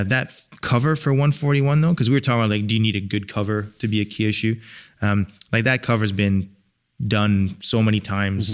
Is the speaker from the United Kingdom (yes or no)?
yes; England, United Kingdom; moved away; I'm from England, and I would go back